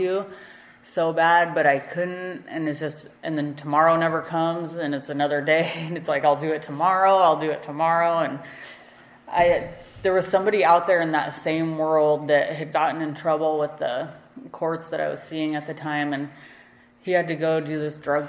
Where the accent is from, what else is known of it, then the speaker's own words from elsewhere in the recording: Alaska, United States; growing up in Alaska